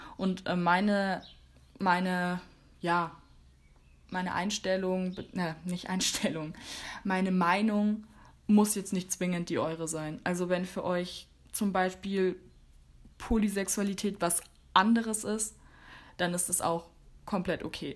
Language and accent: German; Germany; bei uns in Deutschland